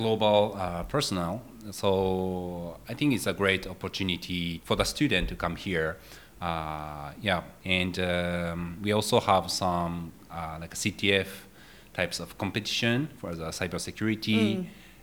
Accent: Japan; I'm from Japan.

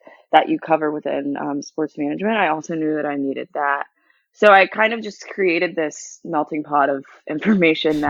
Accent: the South, United States; I went to a predominantly white high school growing up in the South

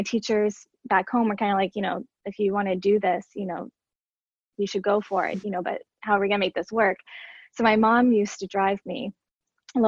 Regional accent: Seneca, South Carolina, United States; I grew up in Seneca, South Carolina, which is like very, very tiny.

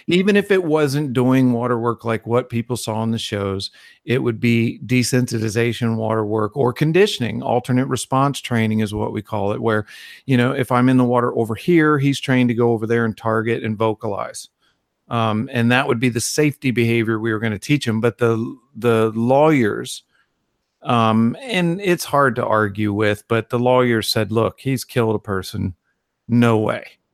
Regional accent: Virginia, United States; moved away; I was in Virginia, nowhere near an ocean

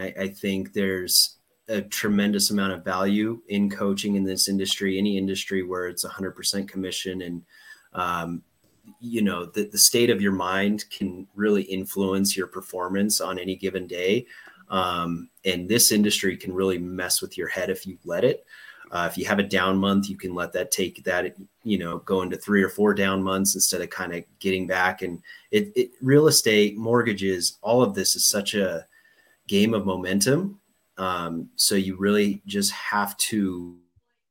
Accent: Denver, Colorado, United States; also born or lived in San Diego, United States / Buenos Aires, Argentina; I'm from Colorado

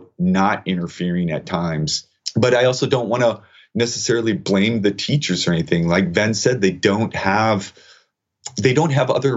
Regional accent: United States; as an American citizen

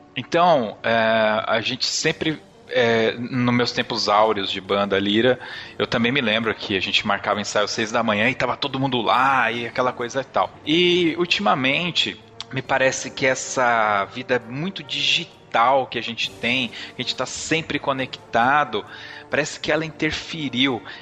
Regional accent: Ribeirão Pires, São Paulo, Brazil; Eu sou de Ribeirão Pires

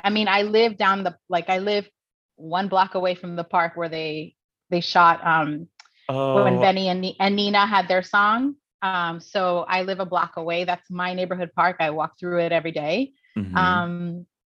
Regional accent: New York City, New York, United States; born or raised there

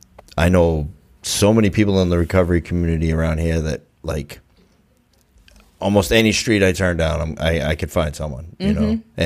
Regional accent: Brockton, Massachusetts, United States; moved away as an adult; also born or lived in Quincy, Massachusetts; I'm from Brockton. There's really nothing there for me except for lots of booze and drugs and trouble.

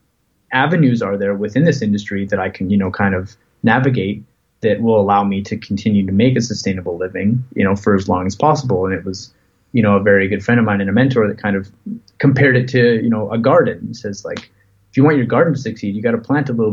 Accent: Canada; as a Canadian artist

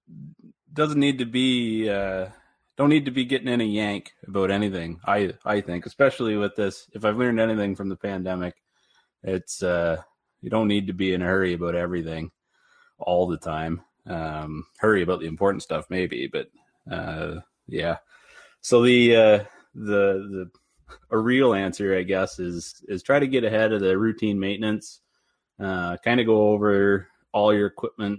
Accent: Bowmanville, Ontario, Canada; I was born and raised in Bowmanville, Ontario, on a dairy farm

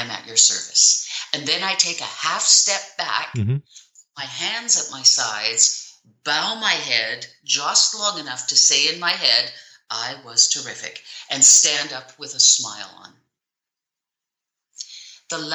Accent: Canada; I'm Canadian.

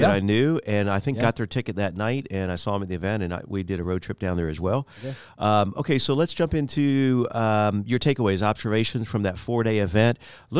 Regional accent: Florida, United States; also born or lived in Miami; I was born in Miami, but after okay. 13 months old, I decided to move. I was so over South Beach after a year old, but grew up in Central Florida, quite about 30 minutes from Orlando.

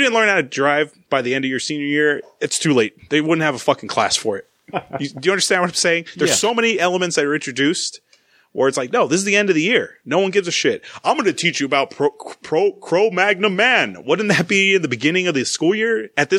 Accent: Los Angeles, California, United States; I grew up in the San Fernando Valley where it's already hot at this time of the year.

